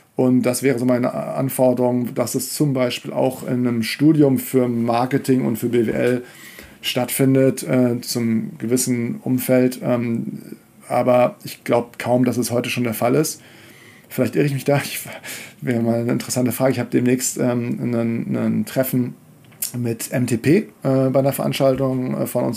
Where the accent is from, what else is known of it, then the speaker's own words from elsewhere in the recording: Kiel, Schleswig-Holstein, Germany; moved away; also born or lived in Leverkusen / Hamburg / Paris; ich bin in Kiel aufgewachsen